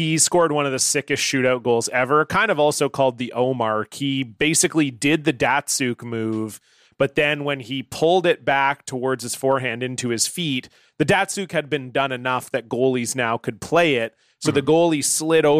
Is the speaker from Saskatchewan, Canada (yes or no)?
no; Toronto, Ontario, Canada; I grew up in Toronto